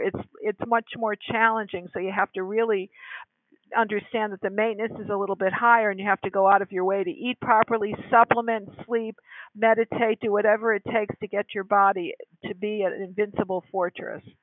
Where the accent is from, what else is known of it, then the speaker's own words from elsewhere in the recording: Connecticut, United States; moved away as an adult; also born or lived in California; I was hired from my home state of Connecticut to come to the great state of California